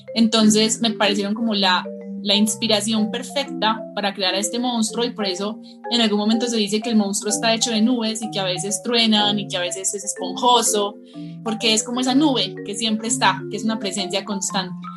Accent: Colombia; yo soy una, en esencia, ilustradora, pero también soy escritora, de Colombia. Vivo en un pueblito muy hermoso que se llama El Retiro

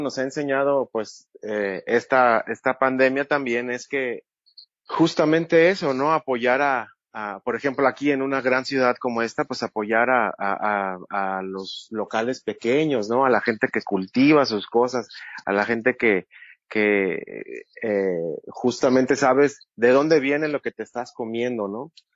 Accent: Mexico; como mexicanos

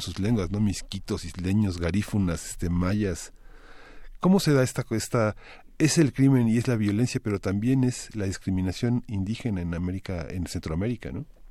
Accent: Mexico

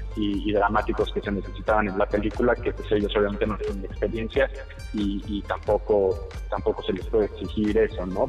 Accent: Mexico

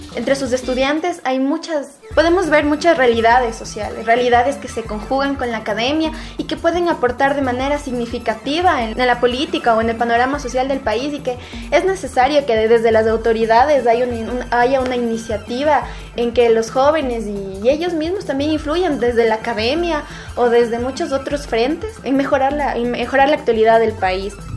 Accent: Quito, Pichincha, Ecuador; soy de Quito y estudio economía en la Universidad Central del Ecuador

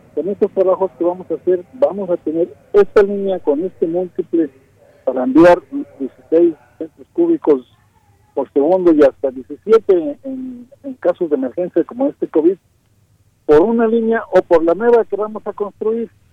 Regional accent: Mexico City, Mexico; yo soy de la Ciudad de México

